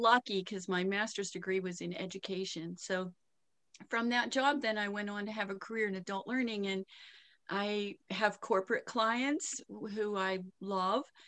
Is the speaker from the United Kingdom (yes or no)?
no; Pittsburgh, Pennsylvania, United States; accent: Pittsburgh; moved away as an adult; also born or lived in Lakewood, Ohio; my accent's from Pittsburgh